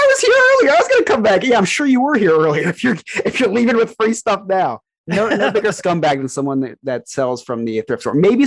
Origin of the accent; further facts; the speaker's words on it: New Jersey, United States; I was from New Jersey